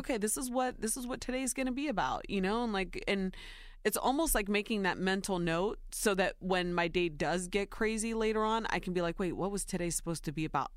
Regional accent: Ohio, United States; born or raised there

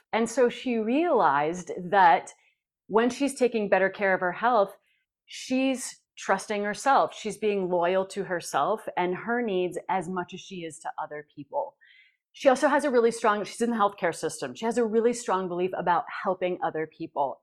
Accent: Janesville, Minnesota, United States; from Janesville, Minnesota

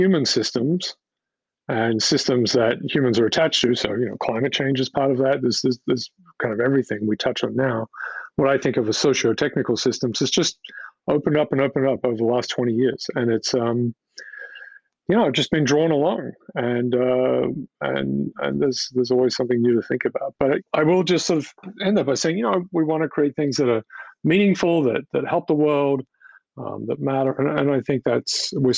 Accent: Australia; moved away as an adult; now in United States; I'm from Australia originally

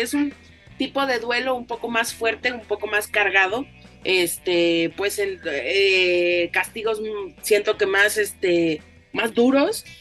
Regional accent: Mexico; nuestra propia identidad como mexicanos

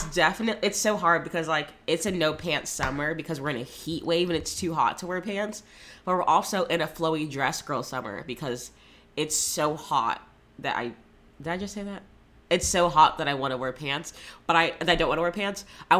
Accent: Florida, United States; I grew up in Florida

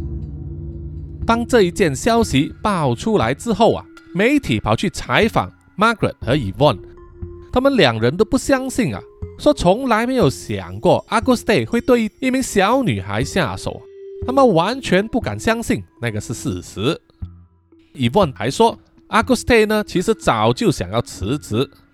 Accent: Malaysia; 我们马来西亚人

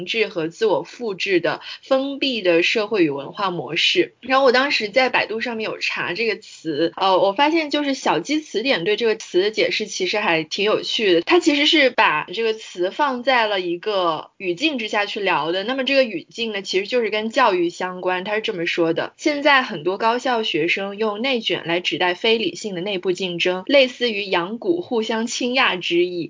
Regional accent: Guangzhou, Guangdong, China; 我爸妈也都是大学老师，而且我们家就是做学术的人其实还挺多的。我从小生活在这样一个圈子里面，我在广州出生长大

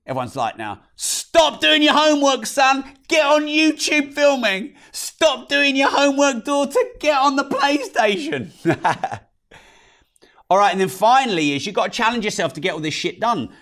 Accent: United Kingdom; especially us British people. Oh, I'm so British

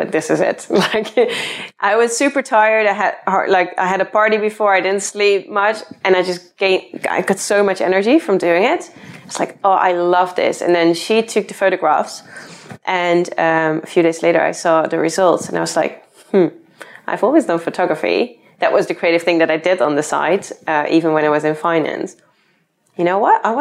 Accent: Netherlands; moved away as an adult; now in London, United Kingdom; I'm originally from the Netherlands. Then I moved to London to follow my boyfriend here.

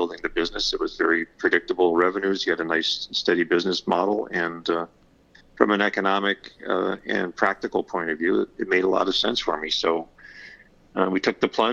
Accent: Southern Connecticut, United States; I grew up in Southern Connecticut and spent all my life here. I guess I'm a Connecticut Yankee at heart

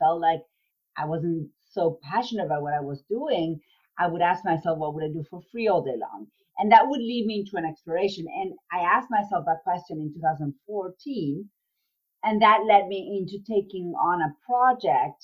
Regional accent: Argentina; moved away as an adult; now in United States; I was born and raised in Argentina

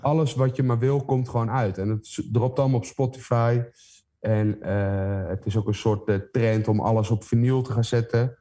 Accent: Heemskerk, North Holland, Netherlands; het dorp waar ik vandaan kom, Heemskerk

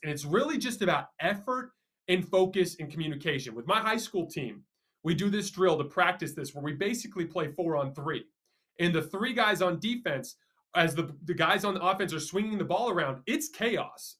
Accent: Tucson, Arizona, United States; I'm from Tucson

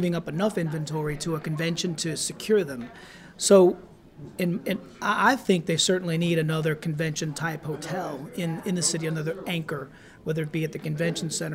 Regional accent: New Orleans, Louisiana, United States; born and raised in New Orleans

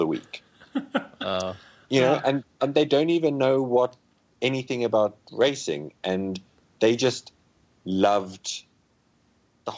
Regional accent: Namibia; my hometown, which is 200 kilometers away

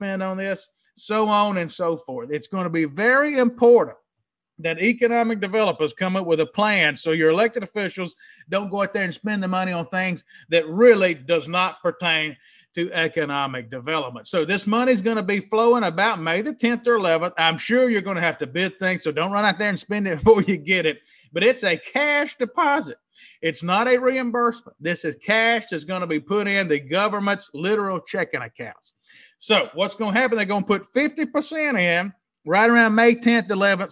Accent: Mississippi, United States; now in New Orleans, United States; Little hometown I grew up in Mississippi

